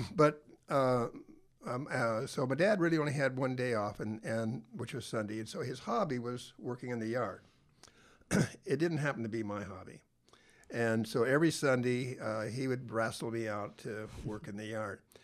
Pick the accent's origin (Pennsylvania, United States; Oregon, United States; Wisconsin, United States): Oregon, United States; Tillamook; I grew up in Taylor, Oregon.